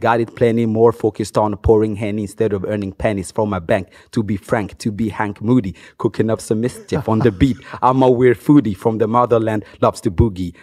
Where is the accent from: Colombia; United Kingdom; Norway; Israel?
Norway; first language Swahili; English is a second language; also born or lived in Democratic Republic of the Congo / Bergen, Norway; I started listening to hip hop when I first came to Norway. I didn't know it existed before I got to Norway when I was like eight.